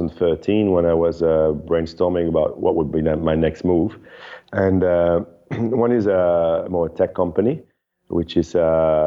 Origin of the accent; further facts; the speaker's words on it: Netherlands; moved away as an adult; also born or lived in Europe; now in Bali, Indonesia; I'm originally from Holland, grew up in Europe, and been now living in Bali.